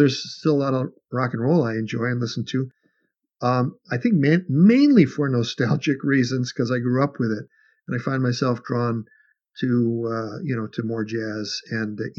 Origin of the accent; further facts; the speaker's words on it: Chicago, Illinois, United States; I grew up in Chicago.